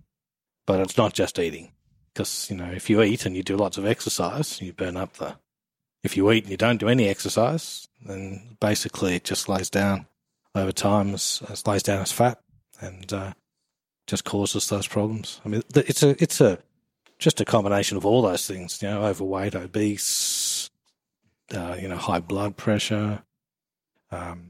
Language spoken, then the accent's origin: English; England, United Kingdom; now in Australia; I'm actually English